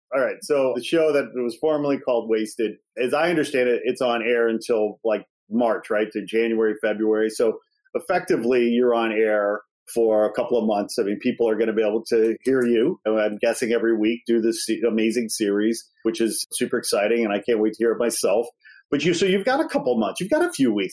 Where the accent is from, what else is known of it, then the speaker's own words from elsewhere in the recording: Midwest, United States; moved away as an adult; also born or lived in Chicago; now in Los Angeles, United States; I'm from the Midwest